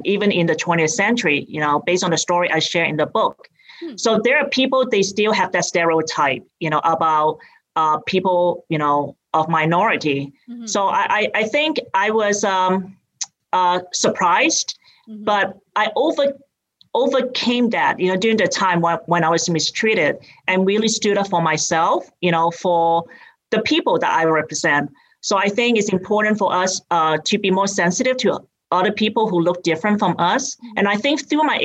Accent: Hong Kong; accent: British; moved away as an adult; now in United States; I grew up in Hong Kong, and I came here when I went to college.

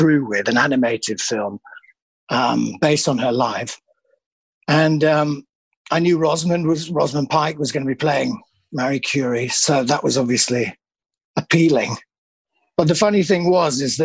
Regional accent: Leeds, Yorkshire and the Humber, United Kingdom; moved away as an adult; now in Berlin, Germany; I'm from Leeds, obviously, originally.

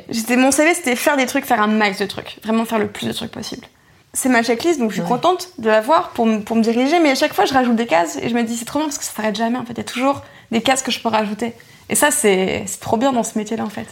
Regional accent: Roubaix, Hauts-de-France, France; j'ai grandi à Roubaix

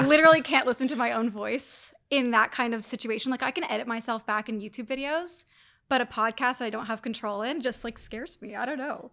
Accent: Toronto, Ontario, Canada; moved away; move back to Toronto, my hometown

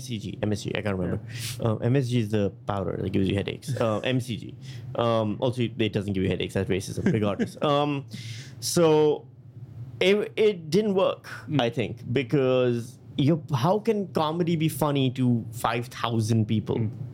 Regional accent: Pakistan; also born or lived in Thailand; I'm from Pakistan, India. And then I spent a lot of time in Thailand and these places.

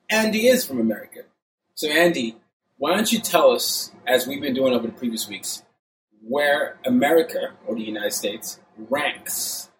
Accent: Burkina Faso; also born or lived in Nigeria; when I was growing up in Burkina Faso, and especially having to go to an American international school, and watching TV as a Nigerian

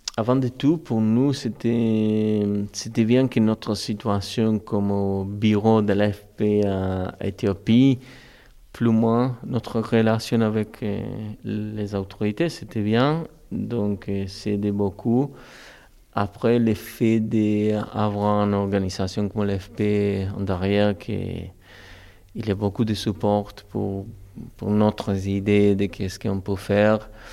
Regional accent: Córdoba, Argentina; French is a second language; moved away as an adult; mais à l'Argentine, à Cordoba, je suis de Cordoba

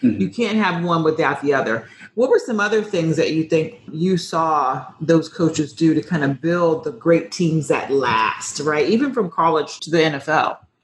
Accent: Florida, United States; I'm from Florida

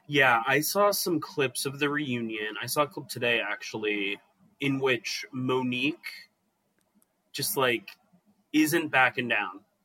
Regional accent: West Chester, Pennsylvania, United States; born or raised there; moved away

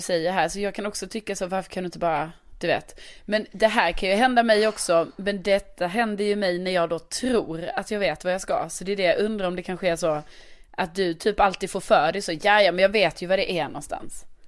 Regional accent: Lund, Skåne, Sweden; now in Stockholm, Sweden; min hemstad Lund

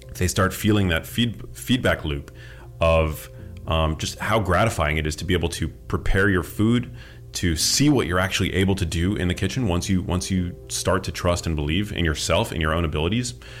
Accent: New York City, New York, United States; moved away as an adult; also born or lived in Miami; now in Los Angeles, United States; I grew up in New York City. I went to school in Miami. I live in L

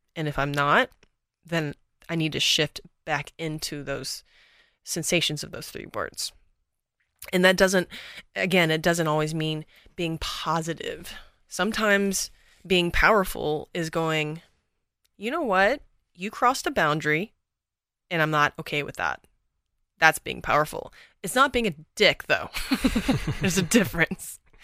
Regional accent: Texas, United States; now in Los Angeles, United States; I'm from Texas originally, born and raised.

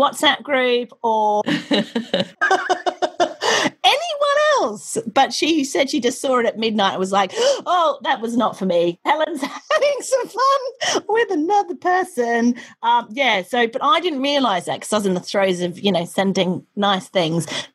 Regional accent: Australia; now in United Kingdom; I'm Australian

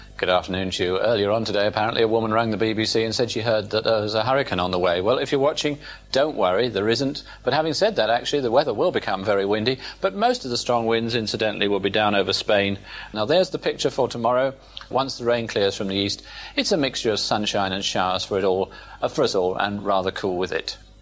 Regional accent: Kabwe, Central Province, Zambia; now in United Kingdom; I'm actually from Zambia

